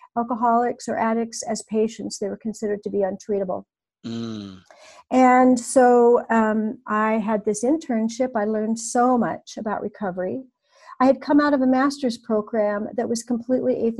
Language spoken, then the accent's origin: English; Newport Beach, California, United States; also born or lived in Novato, California / Los Angeles; in Southern California, I'm in my hometown of Newport Beach in Orange County